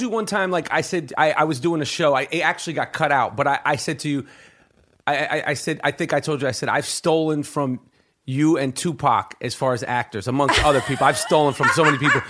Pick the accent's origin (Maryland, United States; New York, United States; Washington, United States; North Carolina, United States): New York, United States; New York City; I grew up in Manhattan on the Upper East Side